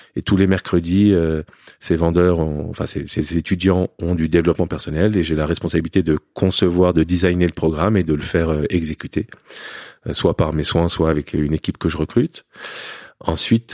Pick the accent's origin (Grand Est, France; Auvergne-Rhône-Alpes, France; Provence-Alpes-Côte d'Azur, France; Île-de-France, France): Île-de-France, France; Paris; also born or lived in Lebanon; j'ai grandi sinon dans un milieu aisé à Paris, dans le 16e arrondissement